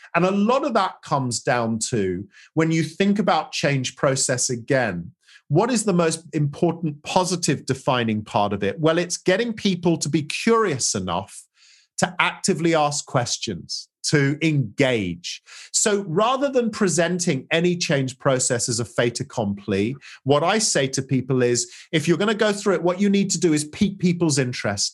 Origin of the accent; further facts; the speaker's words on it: England, United Kingdom; as an English, you know, as a Brit